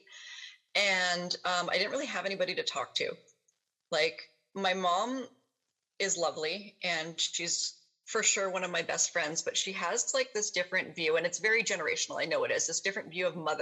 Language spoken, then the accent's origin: English; Kelowna, British Columbia, Canada; I ended up moving back to my hometown, which is here, Kelowna, BC